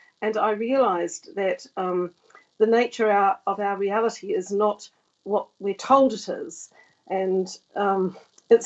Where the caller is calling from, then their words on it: Devon and Cornwall, South West England, United Kingdom; I'm calling from Devon and Cornwall.